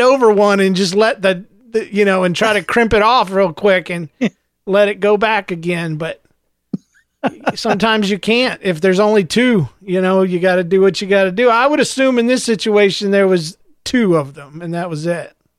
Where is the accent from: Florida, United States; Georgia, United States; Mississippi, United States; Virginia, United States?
Florida, United States; I'm from Florida.